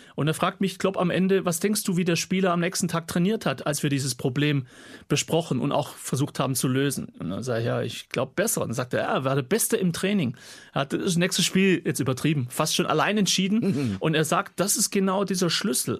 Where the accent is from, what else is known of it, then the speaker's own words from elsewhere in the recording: Gaildorf, Baden-Württemberg, Germany; accent: Swabian; also born or lived in Kirchheim unter Teck; ich bin in Deutschland geboren, ich bin ein Schwab, Kirchheim Tech